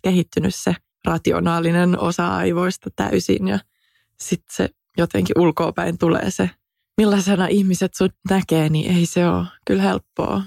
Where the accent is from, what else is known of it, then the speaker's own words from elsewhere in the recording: Finland; moved away as an adult; now in New York, United States; mä oon Suomesta, suomalainen.